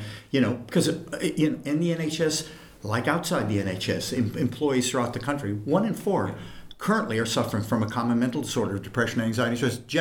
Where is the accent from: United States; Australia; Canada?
United States; Los Angeles, California; moved away as an adult; now in United Kingdom; I came from Los Angeles